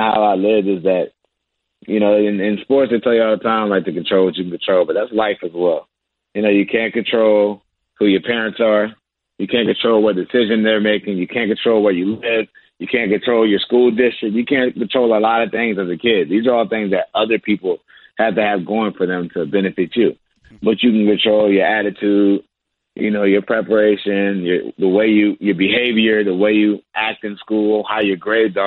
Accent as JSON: {"language": "English", "region": "Virginia", "country": "United States", "also_born_or_lived": "Maryland", "moved": "as an adult", "lives_now": "Charlotte, United States", "said": "I'm a Virginia boy. I'm from Virginia."}